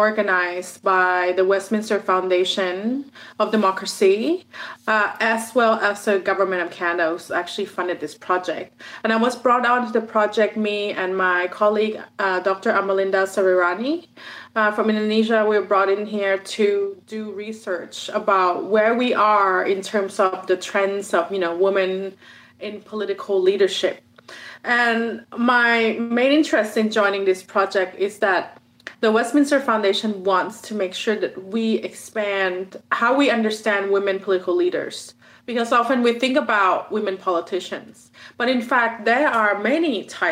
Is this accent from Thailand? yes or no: yes; Thailand; I'm originally from Thailand